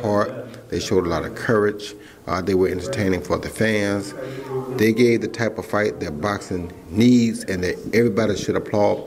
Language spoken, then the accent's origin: English; United States; being from America